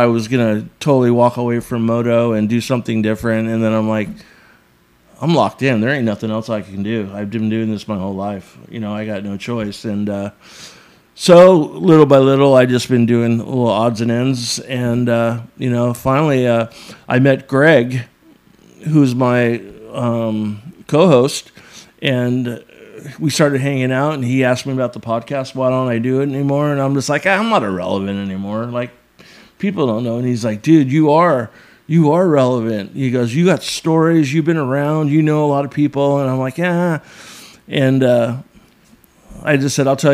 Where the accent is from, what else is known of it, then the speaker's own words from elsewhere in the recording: Santa Monica, California, United States; I was born in Santa Monica.